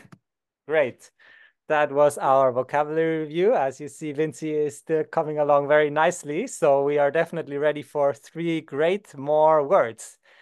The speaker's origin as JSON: {"language": "English", "town": "Basel", "region": "Basel-Stadt", "country": "Switzerland", "said": "I'm from a city called Basel."}